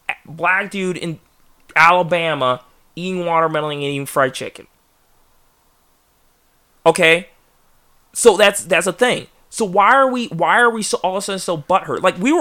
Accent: England, United Kingdom; It's not an offensive stereotype, but I'm English, and the whole T stereotype, it's true.

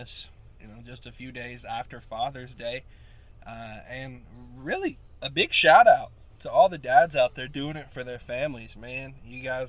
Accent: Tennessee, United States; my state

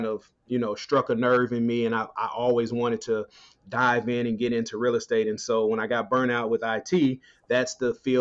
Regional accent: Dallas, Texas, United States; I'm originally from Dallas, Texas, born and raised

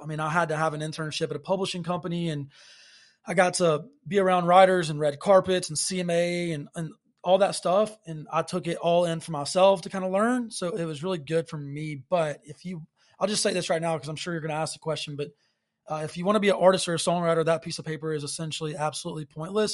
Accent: Alabaster, Alabama, United States; I'm originally from Alabaster, Alabama

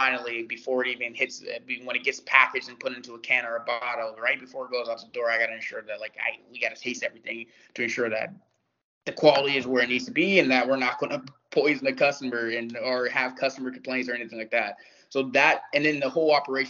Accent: Youngstown, Ohio, United States; moved away; I grew up in Youngstown, Ohio

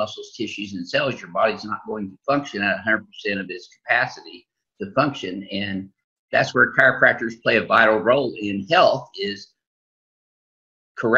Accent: Southern Illinois, United States; in a tri-state area where I grew up in Southern Illinois

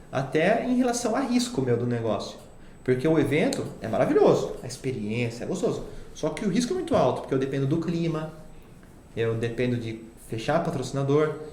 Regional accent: Itatiba, São Paulo, Brazil; now in Piracicaba, Brazil; É, eu, como sou de Itatiba, eu casei e fui morar para Piracicaba.

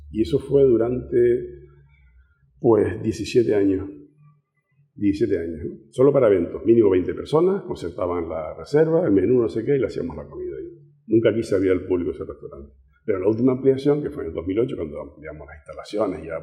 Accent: Canary Islands, Spain; estamos ahí cerca de África, ¿no? No nos consideran tan españoles, somos españoles, pero sí saben que estamos un poco separados.

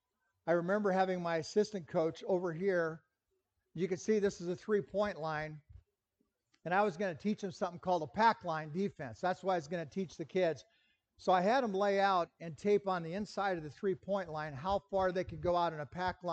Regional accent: Lincoln, Nebraska, United States; I grew up in Lincoln

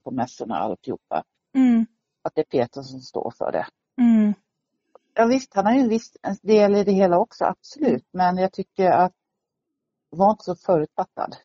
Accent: Sweden; now in Stockholm, Sweden; Jag kom ursprungligen från Småland och hamnade i mm. Stockholm mm. efter många år sedan

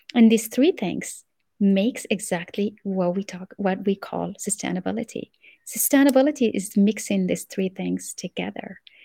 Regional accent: Morocco; English is a second language; moved away as an adult; also born or lived in France / United States; I grew up in Morocco, and then I went to France to study industrial engineering.

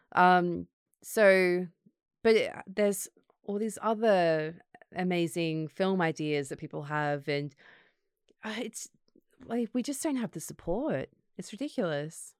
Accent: Gold Coast, Queensland, Australia; moved away as an adult; also born or lived in Sydney, Australia; now in London, United Kingdom; I grew up in the Gold Coast, so my family were there

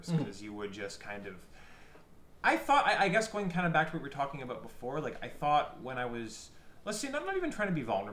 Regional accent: Canada; we're Canadian, so fuck is kind of a common word used in our vocabulary

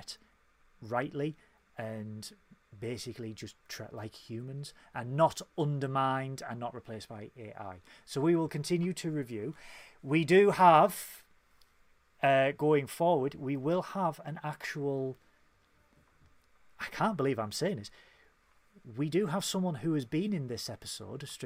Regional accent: United Kingdom; we are British

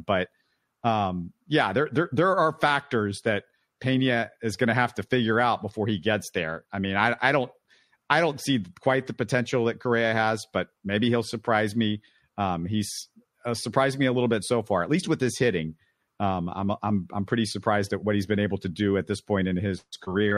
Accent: Houston, Texas, United States; We both born and raised in Houston.

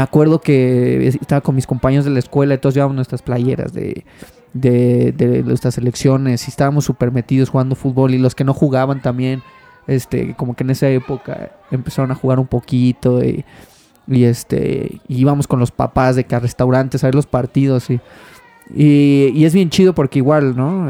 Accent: Mexico; como todo mexicano

